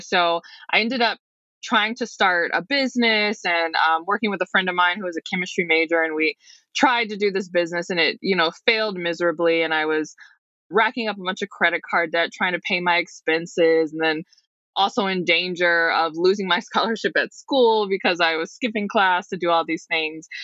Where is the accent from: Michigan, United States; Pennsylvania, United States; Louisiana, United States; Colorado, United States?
Michigan, United States; Detroit; I'm from the Detroit metro area